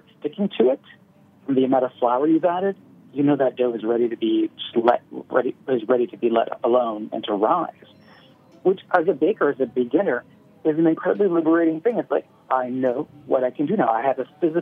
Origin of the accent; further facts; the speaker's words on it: Nova Scotia, Canada; Where I grew up in Nova Scotia